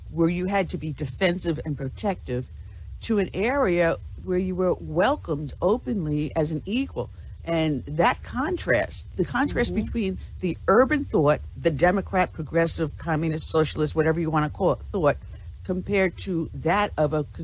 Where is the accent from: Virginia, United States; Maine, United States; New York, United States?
New York, United States; oh man, I actually I'm from Long